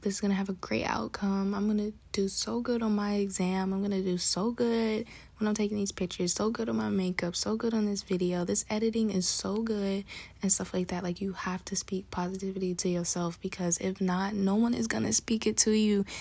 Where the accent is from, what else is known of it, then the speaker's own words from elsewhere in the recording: New York City, New York, United States; I'm from Bronx, New York, and we talk fast